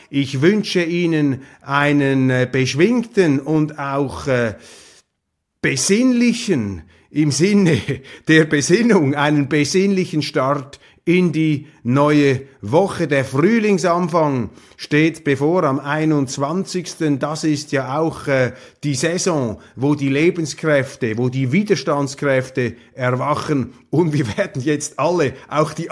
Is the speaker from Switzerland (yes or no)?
yes; Switzerland; deshalb ist es unsere Aufgabe als Schweizer, ist es Ihre Aufgabe, hier das Rückgrat zu sein, das unseren Politikern derzeit fehlt.